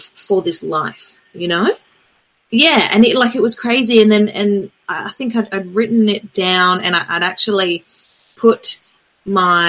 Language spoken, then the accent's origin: English; Adelaide, South Australia, Australia; moved away; also born or lived in New Zealand; I grew up with in Adelaide, which is where I'm originally from.